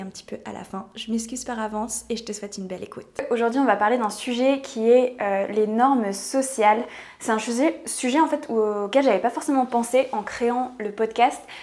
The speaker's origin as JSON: {"language": "French", "country": "France", "said": "je vis en France, je suis française"}